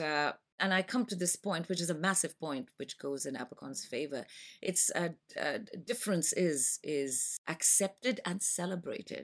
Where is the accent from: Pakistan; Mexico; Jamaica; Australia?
Pakistan; moved away as an adult; now in London, United Kingdom; I am from Pakistan. and, uh, I have been in London for the past twenty-five years.